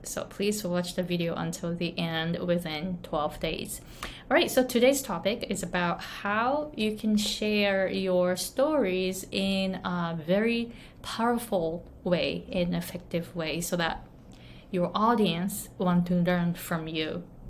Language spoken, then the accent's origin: English; Japan; accent: Japanese; English is a second language; moved away as an adult; now in Hawaii, United States; I came to the US when I was 23 from Japan and I didn't speak English at all